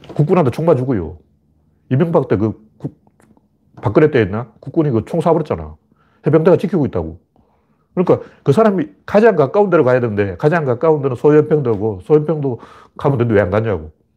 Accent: Gyeongju, North Gyeongsang, South Korea; 경주가 제 고향이에요.

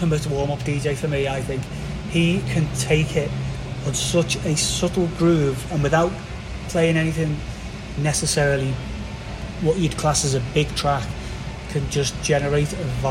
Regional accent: England, United Kingdom; I'm English

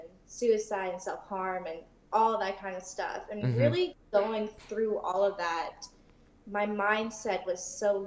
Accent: Oregon, United States; also born or lived in Da Nang, Vietnam / Ohio; I grew up in Ohio for a little, and then we moved to Oregon. Mm-hmm. And I grew up in Oregon.

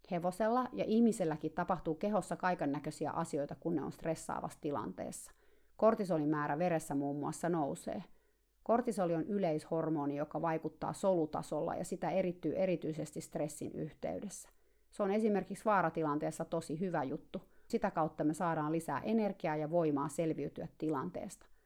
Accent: Finland; now in United States; Siihen aikaan, kun mä muutin Kaliforniaan Suomesta, mä olin aina tarhannut kaikkia hevosia yksin

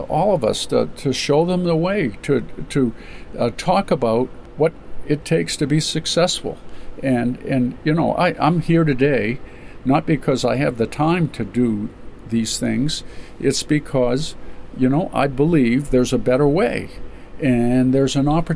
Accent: Caribou, Maine, United States; I was born in Caribou

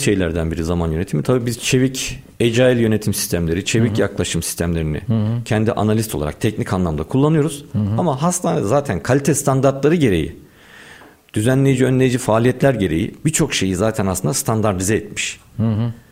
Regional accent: Istanbul, Turkey; 1983 doğumluyum, İstanbul doğumluyum.

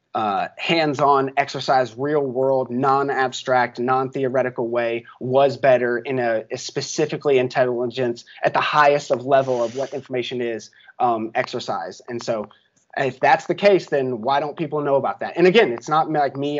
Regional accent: Chattanooga, Tennessee, United States; I grew up in Chattanooga, Tennessee

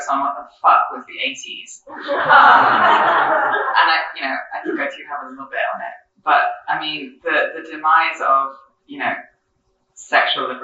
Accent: France; moved away; I grew up in France

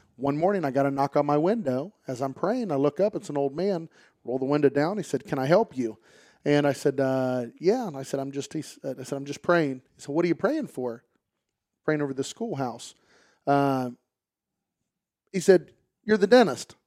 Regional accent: Pataskala, Ohio, United States; I'm from, uh, the Pataskla-Etna area. Went to Watkins, played football here, grew up here

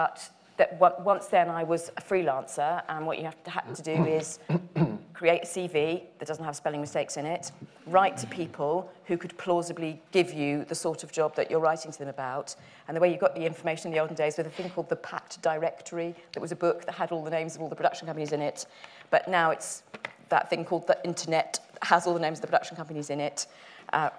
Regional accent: Dagenham, London, United Kingdom; I'm from Dagenham in Essex, and I went to a comprehensive school in Essex

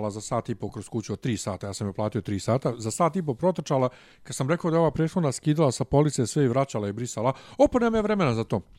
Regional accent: Bosnia & Herzegovina; accent: Ijekavian; now in Serbia; Ja nje objasnim da sam ja bosanac

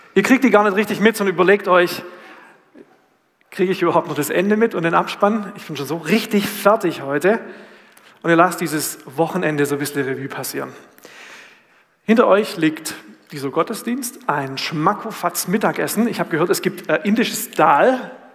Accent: Swabia, Baden-Württemberg, Germany; da, wo ich herkomme

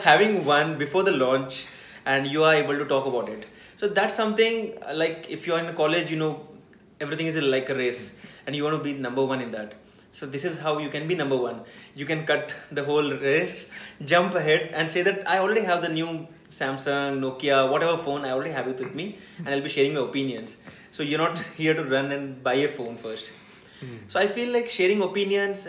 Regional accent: Hyderabad, Telangana, India; I'm from Hyderabad

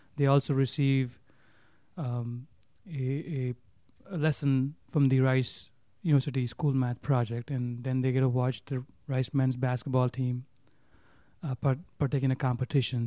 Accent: Mumbai, Maharashtra, India; moved away as an adult; also born or lived in Minnesota; growing up in Bombay, you can't even, you got, you don't have, you don't, you don't have your own, your own space in Bombay

